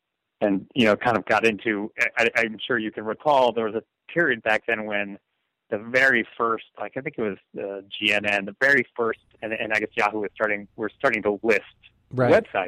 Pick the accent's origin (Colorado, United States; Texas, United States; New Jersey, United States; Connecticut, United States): Connecticut, United States; Stamford; moved away as an adult; also born or lived in San Diego, California; now in California, United States; I grew up in Stamford with an M. Mm-hmm. Here out in California, you have to qualify that. Connecticut, which is about 45 minutes from New York City.